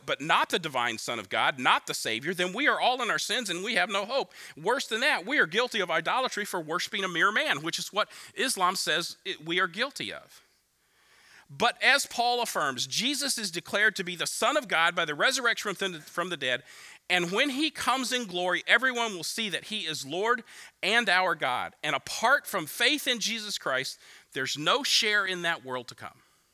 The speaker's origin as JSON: {"language": "English", "country": "United States", "said": "I'm an American"}